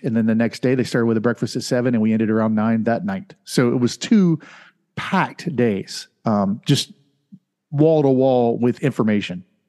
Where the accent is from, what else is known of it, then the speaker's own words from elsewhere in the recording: Winter Haven, Florida, United States; my hometown, uh, in Florida is the seventy-seventh largest town in Florida. It's Winter Haven